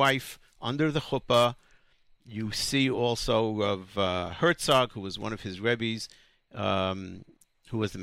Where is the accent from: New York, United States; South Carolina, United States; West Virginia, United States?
New York, United States; New York City; I grew up in the Young Israel of Borough Park. And for most of my life, until the age of 18, most of my childhood